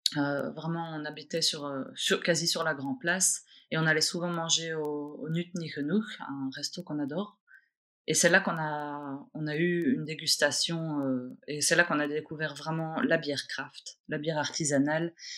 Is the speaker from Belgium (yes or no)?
yes; Brussels, Brussels-Capital Region, Belgium; je suis née à Bruxelles, euh, une vraie bruxelloise. Mmh. Je suis née au centre-ville. J'ai grandi à Scarbeck